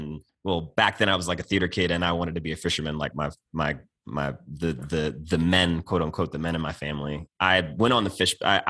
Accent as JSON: {"language": "English", "town": "Heathsville", "region": "Virginia", "country": "United States", "moved": "yes", "said": "I'm from Heathsville, Virginia, like the Heath Bar. One of my favorite candy bars on earth. And that place is called the Northern Neck of Virginia, in Northumberland County."}